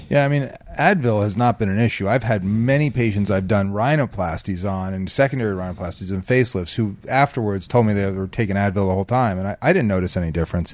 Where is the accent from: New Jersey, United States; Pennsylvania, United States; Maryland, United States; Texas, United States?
New Jersey, United States; now in California, United States; I'm from Jersey